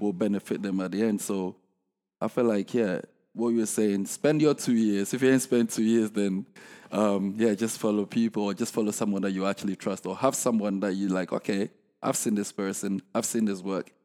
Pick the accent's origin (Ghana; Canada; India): Ghana; I'm from Ghana, right?